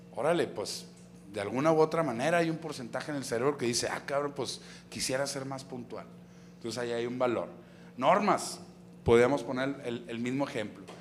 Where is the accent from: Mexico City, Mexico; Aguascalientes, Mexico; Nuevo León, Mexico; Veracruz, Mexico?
Nuevo León, Mexico; Monterrey; also born or lived in Apodaca, Nuevo León / San Pedro Garza García, Nuevo León; yo crecí allá en Apodaca luego nos venimos aquí a country, y toda mi adolescencia fue en country